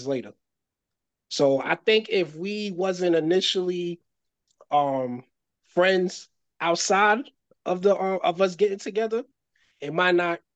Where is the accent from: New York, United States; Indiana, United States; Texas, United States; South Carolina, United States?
New York, United States; New York City; also born or lived in Bridgeport, Connecticut; We was from the same neighborhood growing up in the Bronx.